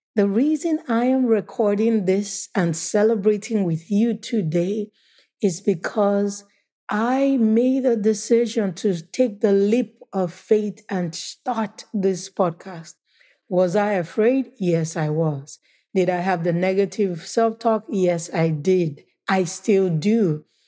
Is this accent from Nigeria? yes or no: yes; Nigeria; also born or lived in United States; Nigeria is my home country